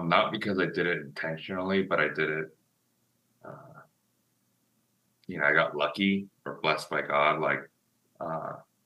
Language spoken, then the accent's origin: English; United States; I'm Asian American.